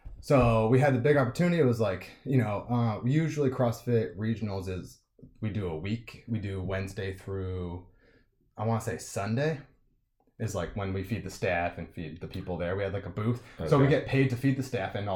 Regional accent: Massachusetts, United States; moved away as an adult; also born or lived in California; I'm from Massachusetts originally.

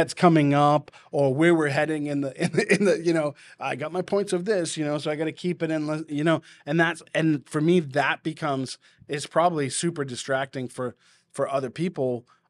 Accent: Massachusetts, United States; accent: New England; Like my Boston accent will come out in me being loud and boisterous.

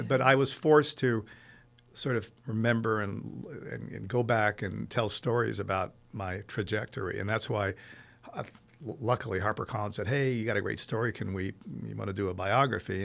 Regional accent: Rome, Lazio, Italy; moved away; also born or lived in Los Angeles, United States; It turned out to be twenty, so I grew up in Rome

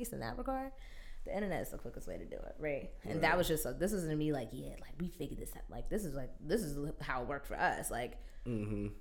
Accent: Maplewood, New Jersey, United States; I grew up in Maplewood, New Jersey

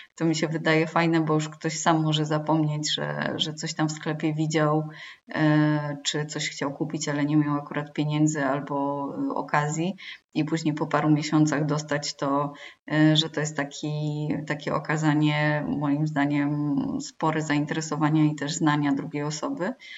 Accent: Poland

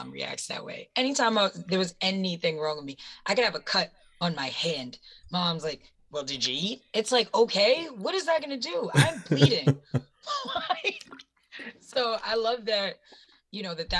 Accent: New York, United States; As a New Yorker

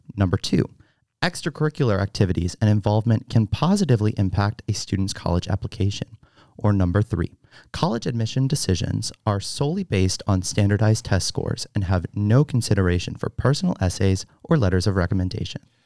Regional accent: Fredericksburg, Virginia, United States; I am from Fredericksburg, Virginia

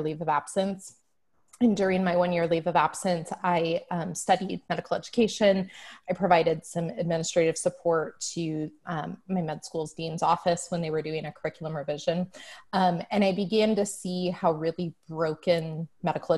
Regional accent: Defiance, Ohio, United States; moved away as an adult; also born or lived in Dayton, Ohio; now in Nashville, United States; I was born and raised in Ohio. I'm originally from Defiance, Ohio

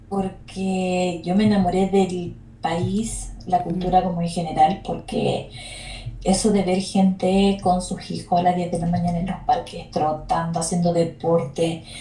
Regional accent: Chile; la mayoría de mi, de mi vida la viví entre Santiago y Valparaíso.

